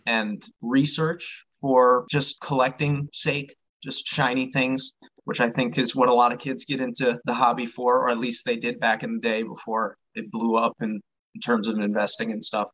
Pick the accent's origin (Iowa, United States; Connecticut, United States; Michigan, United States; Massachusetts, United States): Michigan, United States; I am from Michigan, that's where I was born and raised